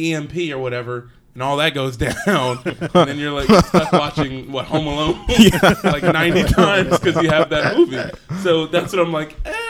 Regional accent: Philadelphia, Pennsylvania, United States; We're from Philly.

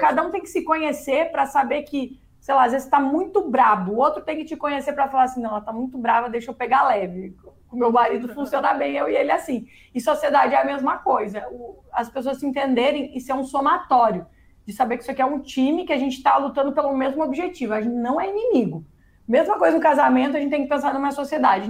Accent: Paraná, Brazil; also born or lived in United States; aqui eu sou do Paraná, perto do Paraguai

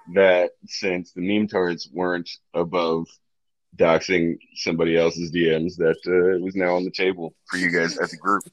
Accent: Northeast, United States; moved away; I'm from the Northeast originally. I married a Southerner

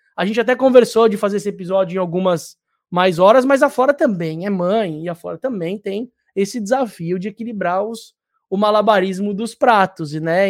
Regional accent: São Paulo, Brazil; moved away as an adult; now in Ilhabela, Brazil; Eu sou paulistano, né? Eu nasci em Perdizes

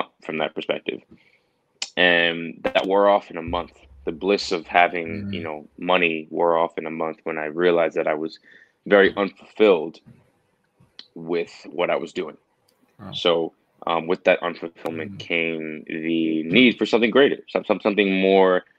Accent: New York City, New York, United States; moved away as an adult; now in Pittsburgh, United States; I'm from New York City, born and raised in Queens

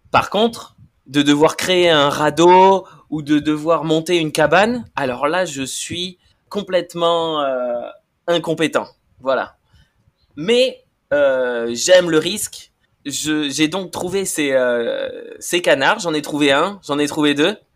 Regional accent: Bordeaux, Nouvelle-Aquitaine, France; je suis français, hein, j'ai grandi à Bordeaux

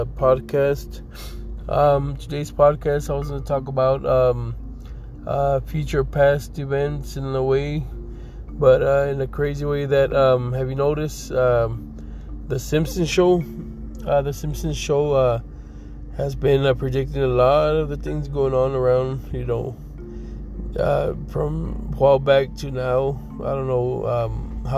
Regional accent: Texas, United States; now in Colorado, United States; I'm from Texas, so I can tell you that the last time it snowed there was in 1985, which I was like maybe 4 or 5 years old at that time

